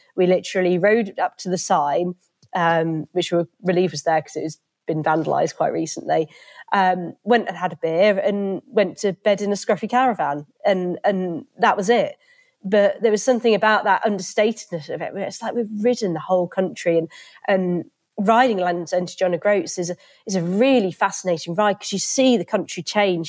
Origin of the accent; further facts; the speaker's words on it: Reading, South East England, United Kingdom; moved away as an adult; also born or lived in Edinburgh; now in Derby, United Kingdom; I grew up in Reading